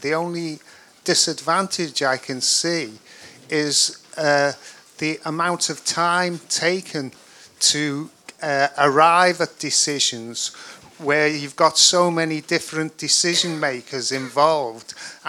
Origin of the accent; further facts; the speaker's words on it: Liverpool, North West England, United Kingdom; from Liverpool.